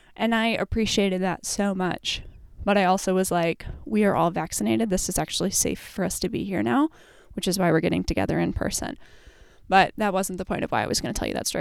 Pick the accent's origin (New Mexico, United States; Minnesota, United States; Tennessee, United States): Minnesota, United States; we're Minnesotan